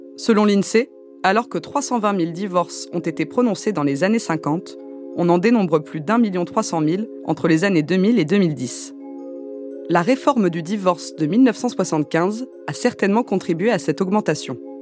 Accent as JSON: {"language": "French", "country": "France", "tie": "born or raised there", "said": "je suis née en France"}